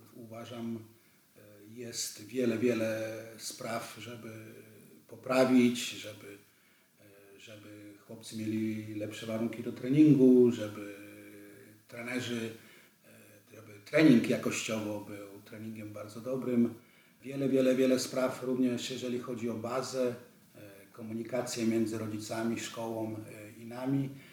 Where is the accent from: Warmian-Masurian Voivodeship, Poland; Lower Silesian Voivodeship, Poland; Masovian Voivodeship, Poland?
Lower Silesian Voivodeship, Poland; Wrocław; moved away as an adult; also born or lived in Vienna, Austria / Bregenz, Austria; ja jestem wrocławianinem, tu się, tu się urodziłem na Uniwersyteckiej, bardzo blisko ratusza